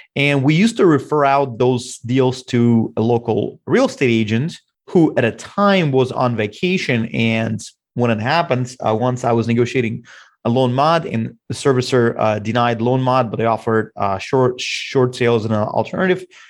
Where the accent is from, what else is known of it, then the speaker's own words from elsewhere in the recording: Russia; now in Bellevue, United States; I'm originally from Russia